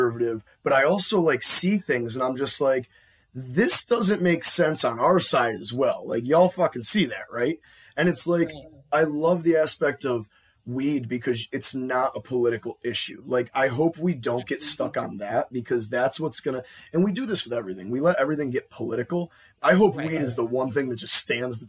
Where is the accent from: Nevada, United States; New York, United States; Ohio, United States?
New York, United States; Buffalo; we're from Buffalo